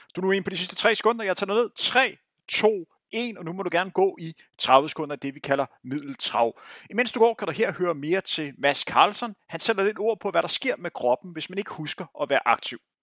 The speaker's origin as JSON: {"language": "Danish", "town": "Bagsværd", "region": "Capital Region of Denmark", "country": "Denmark", "tie": "born or raised there", "said": "jeg voksede op i Bagsø"}